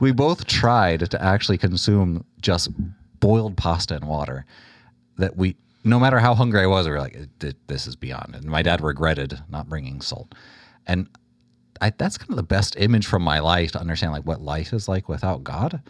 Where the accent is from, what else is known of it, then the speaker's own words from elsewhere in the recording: Houston, Texas, United States; born and raised in Houston, the youngest of five